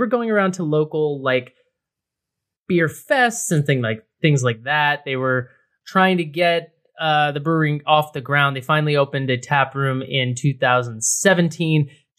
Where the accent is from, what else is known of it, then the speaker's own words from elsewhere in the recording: New England, United States; also born or lived in New York; now in Los Angeles, United States; I live here and I'm from New England and I've, you know, lived in New York and I've drank beer all over the country.